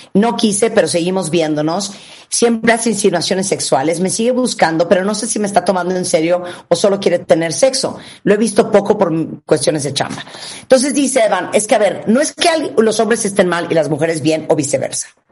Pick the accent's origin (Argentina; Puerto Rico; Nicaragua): Nicaragua; en Nicaragua, donde yo nací